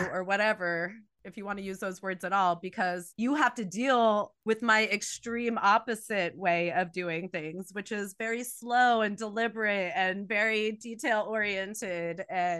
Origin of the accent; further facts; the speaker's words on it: New Jersey, United States; I grew up in New Jersey, not at the Jersey Shore, on an Air Force base. So it's a little different. That's why I don't have the Jersey accent.